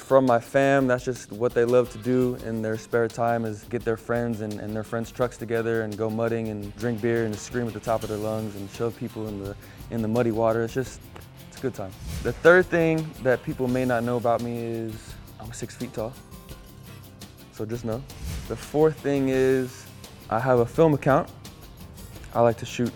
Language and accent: English; San Antonio, Texas, United States; I'm from San Antonio, Texas. I grew up, you know, going to every single rodeo that I could